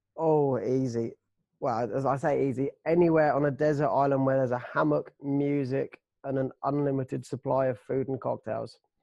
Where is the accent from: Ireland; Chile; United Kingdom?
United Kingdom; we are British, but we're Brits